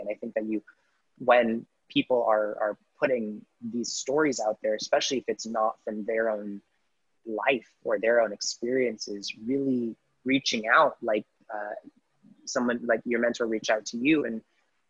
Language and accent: English; Southern California, United States; I'm born and raised in Southern California